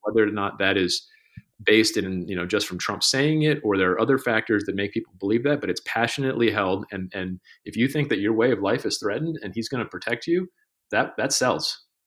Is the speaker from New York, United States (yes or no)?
no; Johns Creek, Georgia, United States; my hometown is, is called Johns Creek